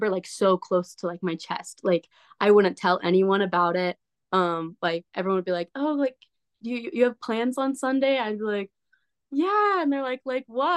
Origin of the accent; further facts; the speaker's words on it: Southern Utah, United States; moved away as an adult; also born or lived in Idaho; I'm from Southern Utah